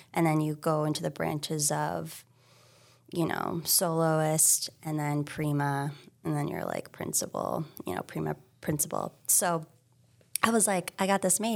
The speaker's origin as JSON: {"language": "English", "town": "Hilton Head Island", "region": "South Carolina", "country": "United States", "tie": "born or raised there", "also_born_or_lived": "San Francisco", "moved": "yes", "lives_now": "Massachusetts, United States", "said": "I grew up in South Carolina, Hilton Head Island"}